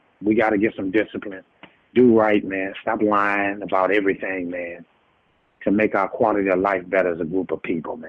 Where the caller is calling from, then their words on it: South Carolina, United States; I'm calling from South Carolina.